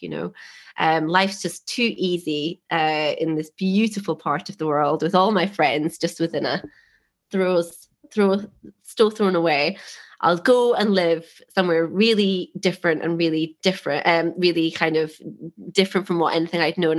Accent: Scotland, United Kingdom; moved away as an adult; being Scottish and going straight in to from school to university

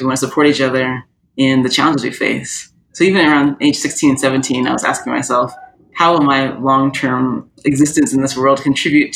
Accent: Orlando, Florida, United States; also born or lived in San Diego, California; I grew up mostly in Orlando, Florida. That's my main childhood set of memories

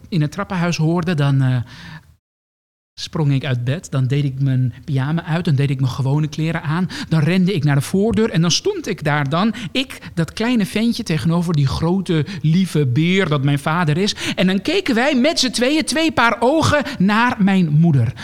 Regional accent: Amsterdam, North Holland, Netherlands; appartementje in de Jordaan. Ehm, niet het nieuwe, dure Jordaan van nu

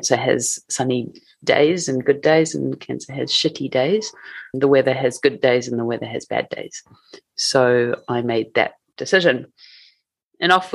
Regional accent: Matamata, Waikato, New Zealand; moved away as an adult; now in Tokyo, Japan; So we grew up in a small town in New Zealand called Matamata.

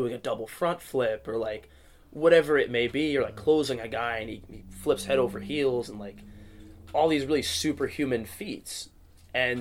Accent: Tacoma, Washington, United States; born or raised there; also born or lived in Chicago, Illinois

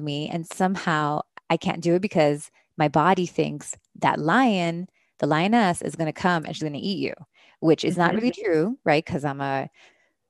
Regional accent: Miami, Florida, United States; moved away; I'm from Miami, my parents are Caribbean

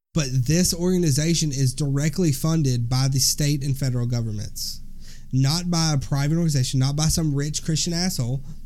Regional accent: Alabama, United States; we're from Alabama. We are from the deep South Bible Belt.

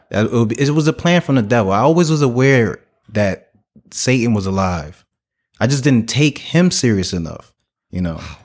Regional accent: Newark, New Jersey, United States; I was raised in Newark, New Jersey

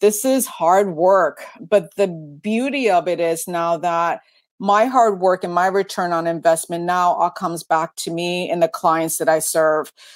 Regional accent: East Coast, United States; moved away as an adult; now in Washington, United States; I grew up on the East Coast.

